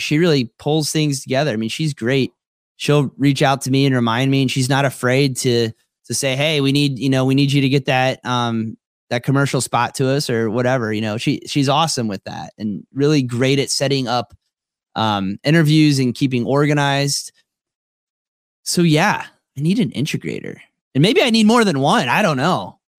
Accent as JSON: {"language": "English", "town": "Tequesta", "region": "Florida", "country": "United States", "tie": "born or raised there", "said": "I was a kid growing up in Tequesta, Florida"}